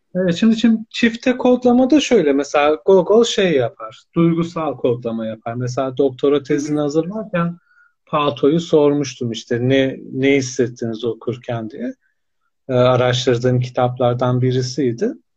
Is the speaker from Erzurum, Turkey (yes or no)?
yes; Erzurum, Turkey; Erzurum doğumluyum 1982